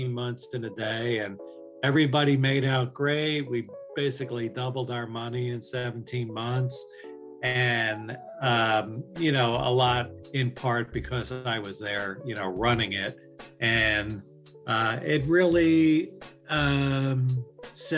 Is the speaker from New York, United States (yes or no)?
yes; New York, United States; I'm from New York